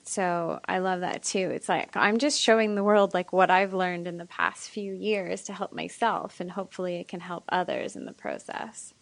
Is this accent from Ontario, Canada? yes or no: yes; Ottawa, Ontario, Canada; moved away; I just moved back to my hometown of Ottawa, Canada